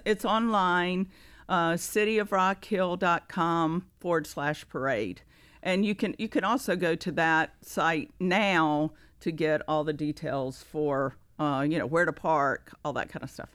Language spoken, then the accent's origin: English; Greensboro, North Carolina, United States; moved away as an adult; now in Rock Hill, United States; I am from Greensboro, North Carolina